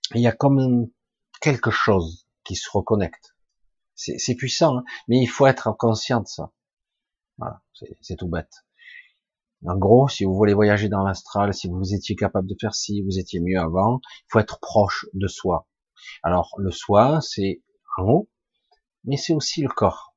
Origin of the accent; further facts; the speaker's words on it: France; Je suis français de cœur, je suis né en France, mais je suis à moitié catalan